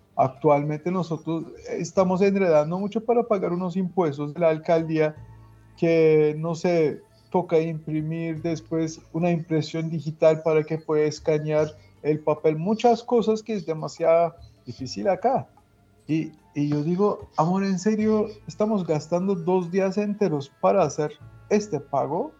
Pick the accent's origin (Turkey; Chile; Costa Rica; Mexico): Turkey; Balıkesir; Spanish is a second language; moved away as an adult; also born or lived in Ankara, Turkey; now in Colombia; Yo soy de Balıkesir